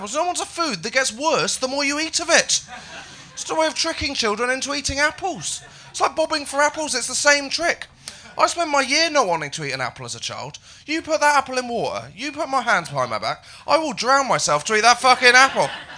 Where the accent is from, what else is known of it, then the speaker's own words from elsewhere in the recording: Haytor Vale, South West England, United Kingdom; moved away; I grew up in Devon. I grew up in a small village.